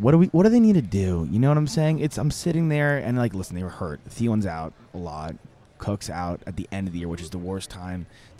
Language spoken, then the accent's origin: English; Long Island, New York, United States; I grew up in Long Island.